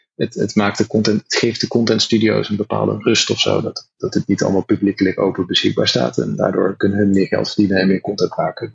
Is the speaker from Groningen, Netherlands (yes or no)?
no; North Brabant, Netherlands; moved away as an adult; now in California, United States; we zijn Nederlanders